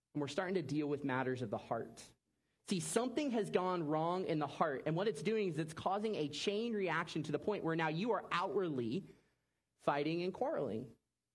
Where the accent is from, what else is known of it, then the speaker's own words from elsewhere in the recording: Orlando, Florida, United States; I grew up in Orlando, Florida, so we went to New Smyrna Beach every summer growing up